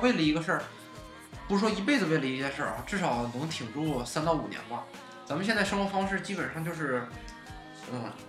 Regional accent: China; 咱们中国人就早就放弃梦想这个东西了

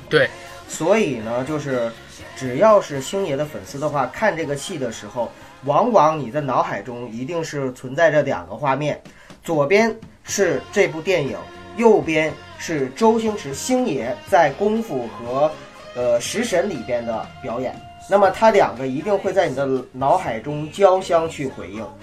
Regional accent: China; 我们中国人

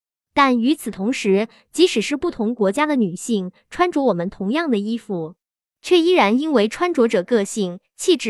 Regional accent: China; 我们中国人又是如何看待中国品牌的？

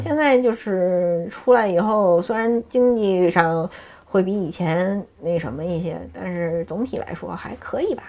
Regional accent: Beijing, China; 我从小就在这儿，我没有离开过

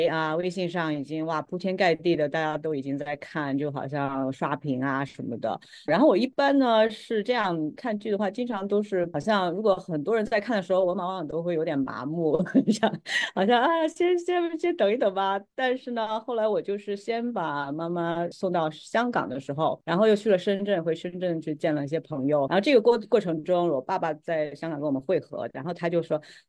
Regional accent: Ningxia, China; also born or lived in Hangzhou / Shanghai; 我其实老家是杭州，在那边出生，但是我小时候呢又在宁夏长大，因为我父母在那边插队落户。

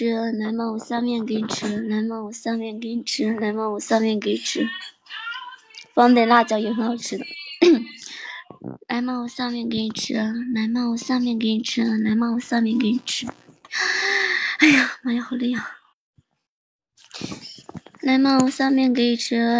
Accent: Guang'an, Sichuan, China; 我是四川的。

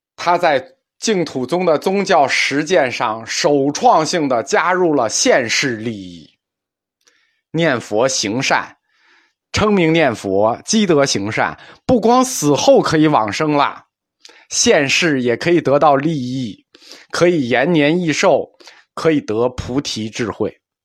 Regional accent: China; 我们中国人有一个两分法看问题

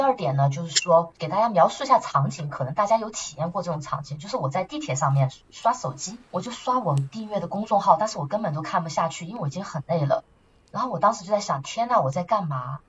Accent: rural Southwest China, China; moved away as an adult; now in Paris, France; 我来自就是西南的嗯。，呃，大农村嘛，那个时候呢，住在外婆家嗯。没有自来水，也没有厕所，就是那种农村的茅房

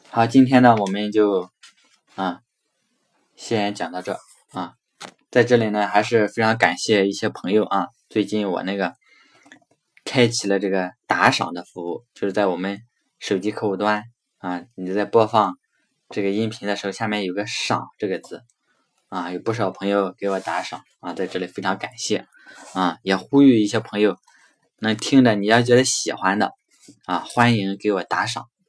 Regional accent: China; 所以我们中国人为什么要祭祀祖宗

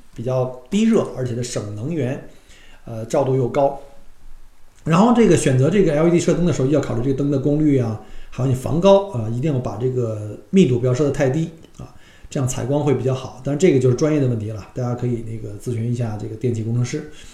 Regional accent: China; now in Australia; 我们中国人喜欢说开着窗户啊，然后用纱窗去透， 透气

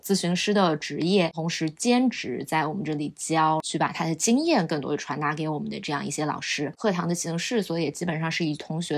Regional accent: Shanghai, China; accent: Shanghainese; 只有我一个人会说上海话

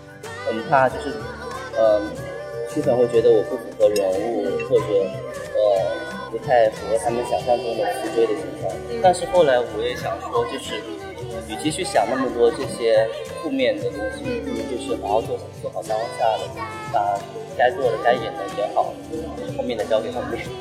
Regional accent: Hunan, China; 对，不是，我是湖南人。

